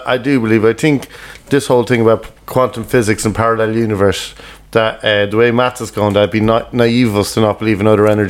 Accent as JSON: {"language": "English", "country": "Ireland", "also_born_or_lived": "Dublin", "moved": "as an adult", "lives_now": "London, United Kingdom"}